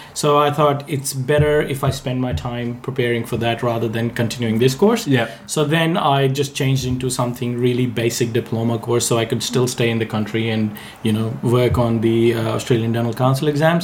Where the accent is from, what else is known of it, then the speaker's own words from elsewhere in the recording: India; moved away as an adult; I I was born in India. I I was uh, born and bred there, and I lived there.